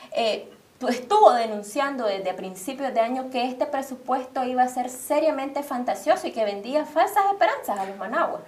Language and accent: Spanish; Nicaragua; como muchos nicaragüenses, en resistencia y luchando por la libertad de nuestro país